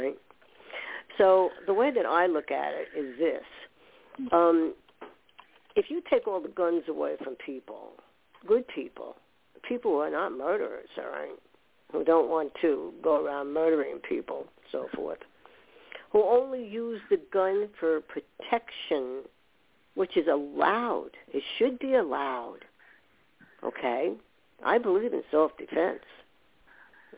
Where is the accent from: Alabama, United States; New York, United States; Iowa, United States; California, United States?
New York, United States; also born or lived in Westwood, New Jersey; I was born in New York